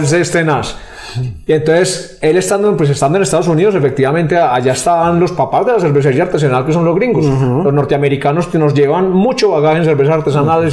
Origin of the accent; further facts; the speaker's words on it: Rionegro, Antioquia, Colombia; nosotros los que somos de Río Negro